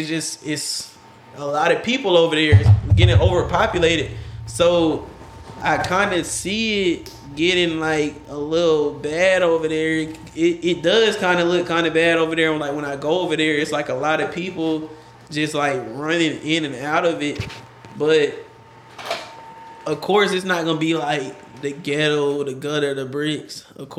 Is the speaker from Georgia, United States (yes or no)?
yes; Henry County, Georgia, United States; also born or lived in Riverdale, Georgia; 218 where 218 exit 218 where I grew up on, it does seem like it's kind. That's still Henry County though.